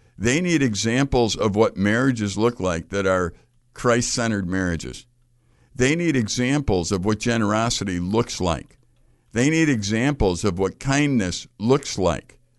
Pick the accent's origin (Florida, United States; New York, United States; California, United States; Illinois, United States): Illinois, United States; Chicago; I grew up in Chicago.